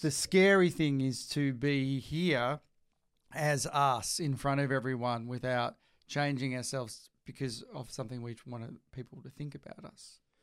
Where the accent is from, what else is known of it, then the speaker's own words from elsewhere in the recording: Bracknell, Tasmania, Australia; moved away as an adult; also born or lived in Melbourne; near my hometown in Bracknell